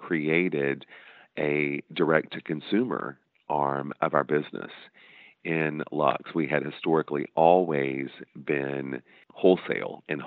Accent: Des Arc, Arkansas, United States; my hometown of Des Arc

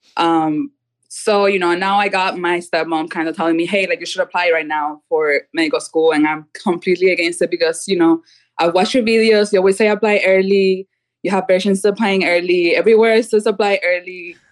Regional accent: Cuba; now in United States; I'm originally from Cuba

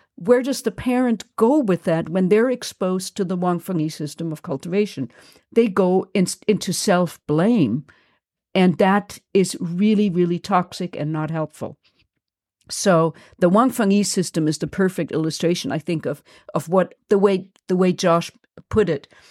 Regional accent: Germany; accent: German; moved away; I'm German and I come from a Nazi, I come from Nazis.

